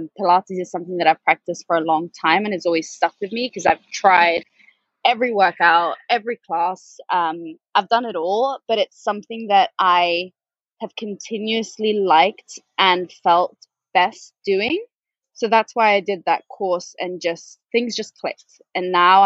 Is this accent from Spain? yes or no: yes; Spain; moved away as an adult; also born or lived in Manchester, United Kingdom / London, United Kingdom; I was born and raised in Spain. My mom's Norwegian. My dad is Dutch. I grew up in Spain